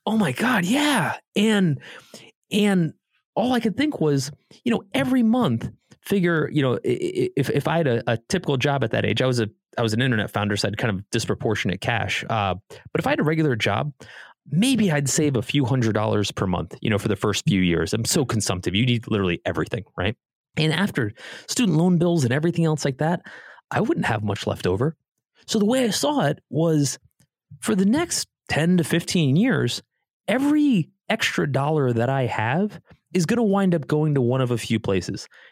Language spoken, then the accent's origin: English; Connecticut, United States; also born or lived in Columbus, Ohio; now in Beverly Hills, United States; I grew up on the East Coast in Connecticut.